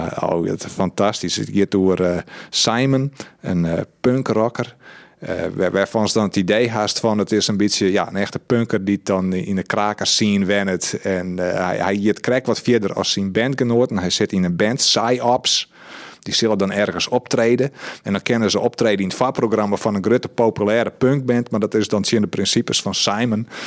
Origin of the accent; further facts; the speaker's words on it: Netherlands; en dan kom ik uit Husterveen